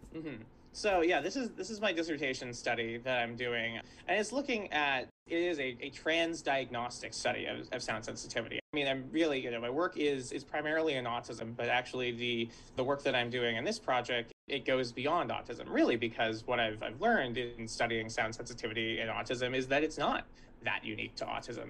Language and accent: English; Santa Barbara, California, United States; I grew up in Santa Barbara, California